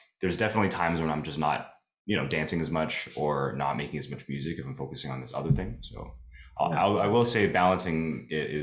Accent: Mississauga, Ontario, Canada; also born or lived in Toronto; I grew up in Mississauga, but I went to high school downtown Toronto

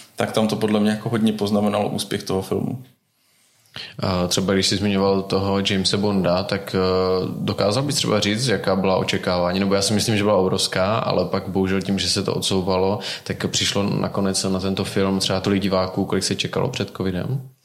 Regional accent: Czechia; jak jsme na tom my jako Češi

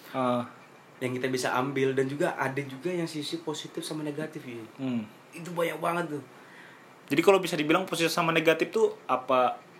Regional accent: Kalimantan, Indonesia; jadi karena aku dari Kalimantan nih.

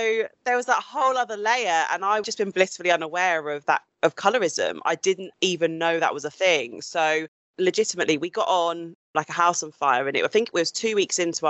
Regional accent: Suffolk, East of England, United Kingdom; when I grew up, I grew up predominantly in Suffolk.

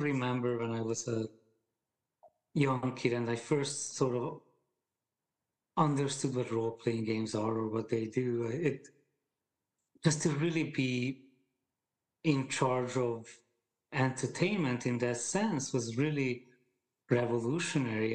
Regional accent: Hungary; English is a second language; moved away as an adult; now in United States; I grew up in Hungary

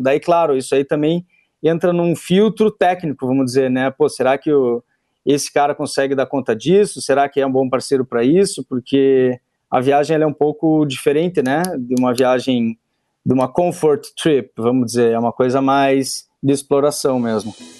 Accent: Curitiba, Paraná, Brazil; eu sou natural de Curitiba, eu moro em Curitiba

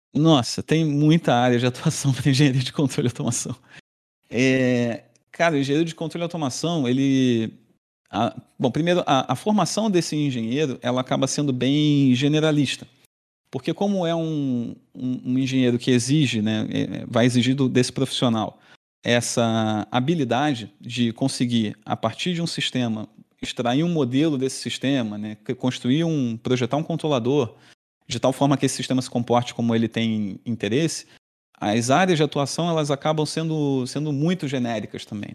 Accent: Rio de Janeiro, Brazil; moved away as an adult; now in Florianópolis, Brazil; sou natural do Rio de Janeiro, fiz toda a minha formação lá

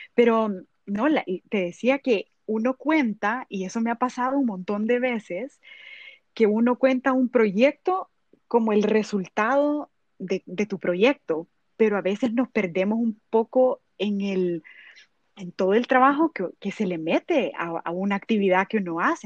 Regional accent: El Salvador; yo como salvadoreña y, la verdad que yo represento mi país y me siento un gran orgullo de decir que soy del Salvador

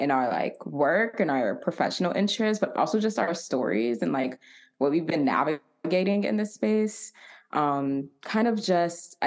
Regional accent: Atlanta, Georgia, United States; also born or lived in Marietta, Georgia; I was born and raised in Atlanta, Georgia. A proud ATLian

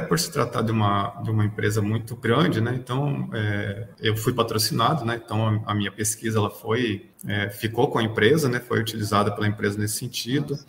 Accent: Telêmaco Borba, Paraná, Brazil; also born or lived in Macapá; now in Brasília, Brazil; Eu sou natural do Paraná, né, numa cidade chamada Telemaco Borba.

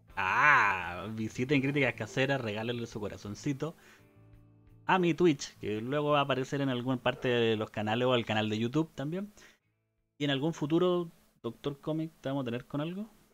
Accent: Chile; soy chileno

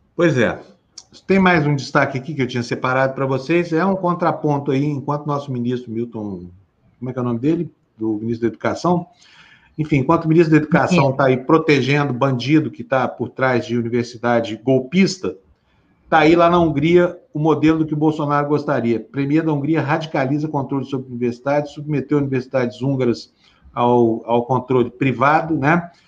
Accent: Brazil

